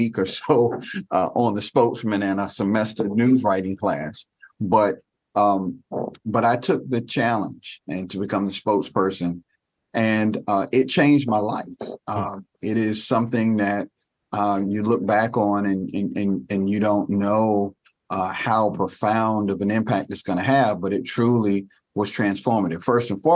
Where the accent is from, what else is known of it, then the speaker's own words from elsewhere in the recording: Raleigh, North Carolina, United States; moved away as an adult; also born or lived in Baltimore, Maryland; I came from Raleigh, North Carolina with a dream of playing basketball